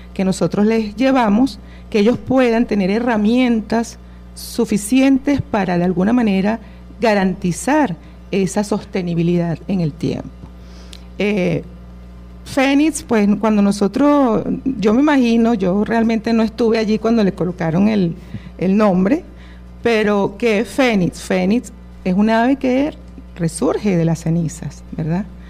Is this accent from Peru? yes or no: no; Venezuela; nuestra esencia como venezolanos